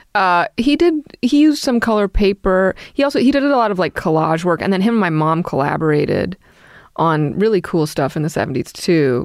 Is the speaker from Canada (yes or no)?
no; New York City, New York, United States; I grew up in Brooklyn